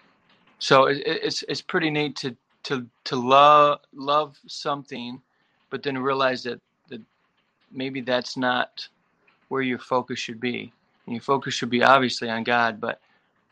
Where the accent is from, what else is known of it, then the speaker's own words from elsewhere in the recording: Perry, Michigan, United States; I grew up in Michigan, a little town called Perry between Lansing and Flint